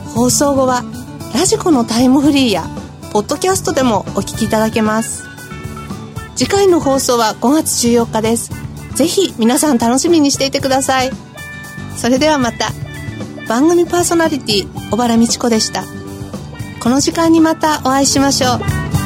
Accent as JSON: {"language": "Japanese", "town": "Sendai", "region": "Miyagi", "country": "Japan", "tie": "born or raised there", "said": "私自身は仙台生まれの仙台育ち"}